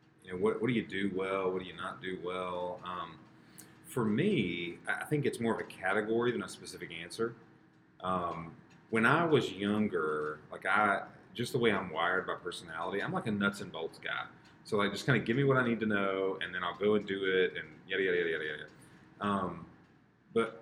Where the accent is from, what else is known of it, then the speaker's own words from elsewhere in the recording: South Carolina, United States; also born or lived in Virginia / Charlotte, North Carolina; I was born in North Carolina and grew up mostly in South Carolina